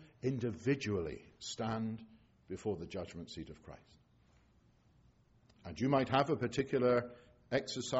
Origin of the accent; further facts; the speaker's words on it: England, United Kingdom; I'm an Englishman